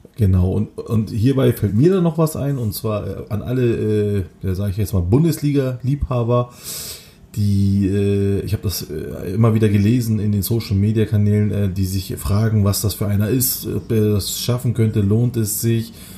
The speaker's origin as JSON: {"language": "German", "region": "Kocaeli", "country": "Turkey", "tie": "born or raised there", "moved": "yes", "said": "aus Kocaeli, meiner Heimatstadt"}